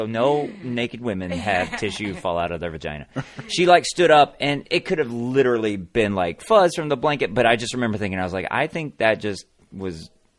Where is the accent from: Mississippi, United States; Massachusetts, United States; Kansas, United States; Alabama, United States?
Alabama, United States; We're both from Alabama.